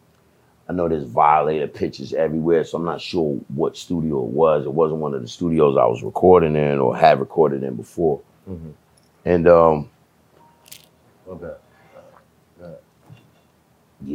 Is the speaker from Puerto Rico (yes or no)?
no; Jamaica; I'm from Jamaica